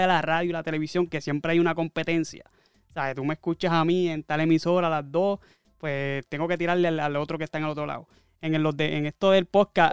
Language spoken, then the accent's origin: Spanish; Barranquitas, Puerto Rico; nosotros, Gil y yo somos de Barranquita